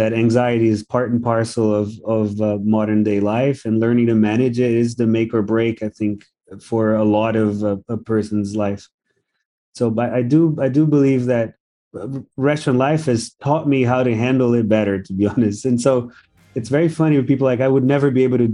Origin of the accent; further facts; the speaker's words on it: Brazil; now in Singapore; my upbringing, the fact that I'm from Brazil